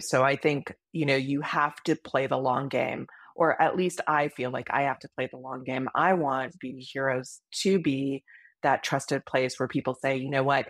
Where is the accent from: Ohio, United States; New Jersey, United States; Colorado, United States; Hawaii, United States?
Hawaii, United States; moved away; I grew up in Hawaii